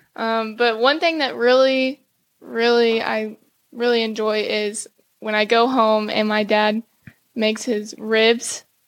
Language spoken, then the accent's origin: English; Cuero, Texas, United States; also born or lived in Plano, Texas; I was born in Plano, Texas, but I grew up in Cuero, Texas, small town, South Texas.